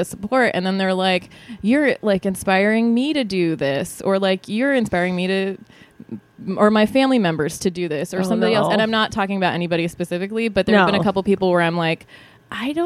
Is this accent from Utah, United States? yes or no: yes; Utah, United States; moved away as an adult; also born or lived in Texas; now in Los Angeles, United States; I grew up in Utah. I was born in Texas. I grew up in Utah